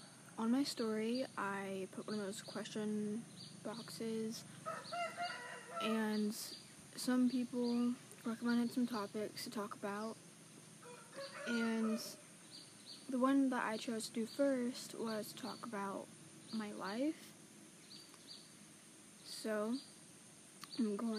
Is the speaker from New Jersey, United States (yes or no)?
no; Santa Rosa, California, United States; born or raised there; also born or lived in Arizona / Mendocino, California